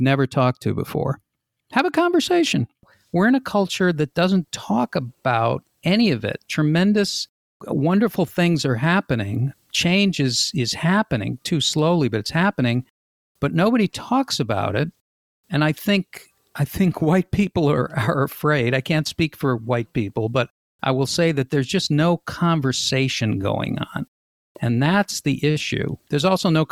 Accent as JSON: {"language": "English", "town": "Boston", "region": "Massachusetts", "country": "United States", "tie": "born or raised there", "said": "I grew up in Boston in the 60s, which was very racially tense and very separate"}